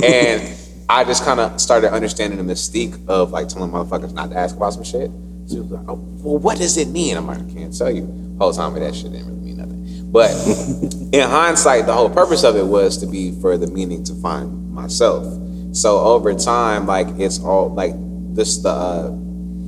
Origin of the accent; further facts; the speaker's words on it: Newport News, Virginia, United States; also born or lived in Williamsburg / Hampton; My dad retired in Newport News, so that's where we just stayed at, and I grew up there